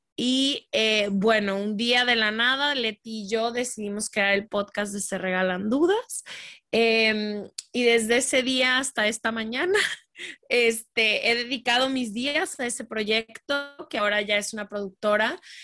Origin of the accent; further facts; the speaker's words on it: Guadalajara, Jalisco, Mexico; nací en México, crecí en Guadalajara toda mi vida